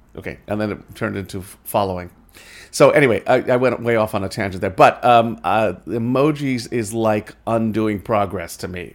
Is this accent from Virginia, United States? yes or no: no; New York, United States; moved away; I'm from New York originally